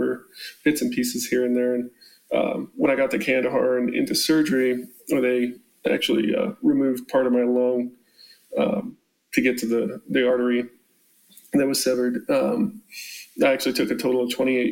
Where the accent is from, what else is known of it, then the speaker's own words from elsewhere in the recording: Colorado, United States; I grew up in Colorado